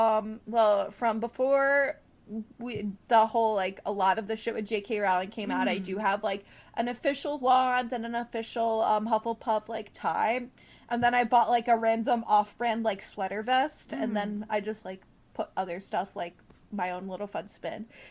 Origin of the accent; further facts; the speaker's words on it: New York, United States; I grew up in New York